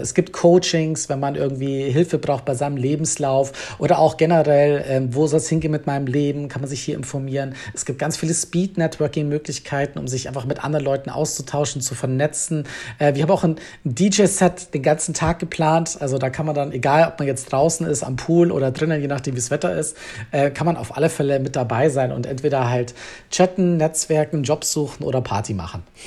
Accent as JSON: {"language": "German", "region": "Bavaria", "country": "Germany", "moved": "as an adult", "lives_now": "Berlin, Germany", "said": "ich komme eigentlich ursprünglich aus Bayern, bin aber halb Schotte und mittlerweile seit elf Jahren Wahlberliner"}